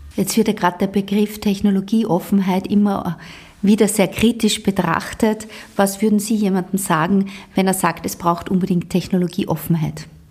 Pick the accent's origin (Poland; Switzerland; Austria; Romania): Austria